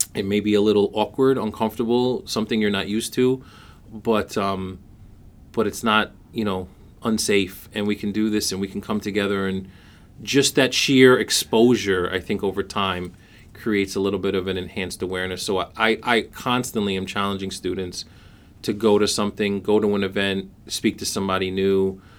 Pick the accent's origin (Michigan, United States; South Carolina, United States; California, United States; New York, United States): New York, United States; New York City; I was born and raised in Brooklyn, New York